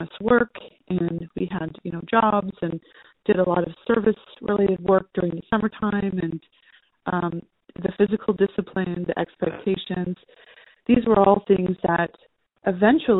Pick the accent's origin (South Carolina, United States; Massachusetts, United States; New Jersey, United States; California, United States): California, United States; just outside of Los Angeles; I was raised just outside of Los Angeles